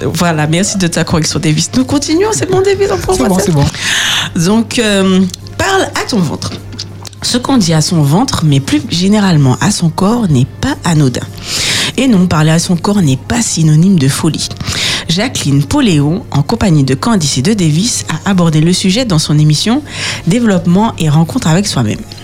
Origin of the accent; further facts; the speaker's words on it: south of France, France; accent: southern French; c'est mon accent du sud de la France